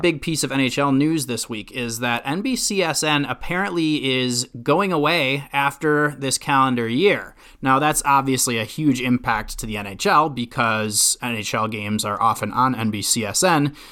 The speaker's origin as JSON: {"language": "English", "region": "Minnesota", "country": "United States", "tie": "born or raised there", "said": "I was growing up in Minnesota"}